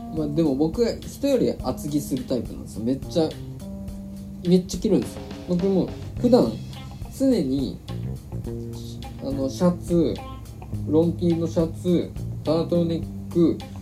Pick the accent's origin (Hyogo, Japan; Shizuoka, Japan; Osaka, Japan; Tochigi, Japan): Shizuoka, Japan; now in Tokyo, Japan; 静岡の地元に帰っててしかも車で帰ったんです